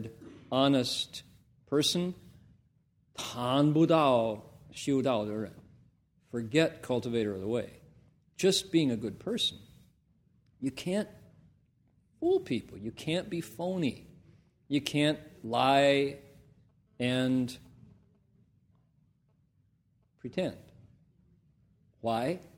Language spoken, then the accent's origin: English; Toledo, Ohio, United States; also born or lived in Columbus, Ohio; I came from Toledo, Ohio. I was born in Columbus, Ohio.